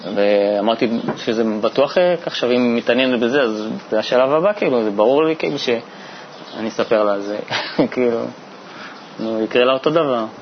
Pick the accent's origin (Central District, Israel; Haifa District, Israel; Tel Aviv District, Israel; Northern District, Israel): Tel Aviv District, Israel; Bat Yam; Hebrew is a second language; also born or lived in Saint-Denis, France / near Geneva, France; now in Petah Tikva, Israel; הגעתי לארץ בכיתה ג' אה, לבת ים